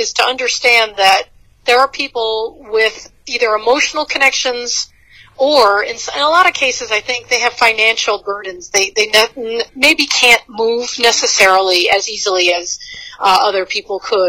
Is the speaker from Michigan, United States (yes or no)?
yes; Bad Axe, Michigan, United States; I'm from the Thumb of Michigan. I'm from a city called Bad Axe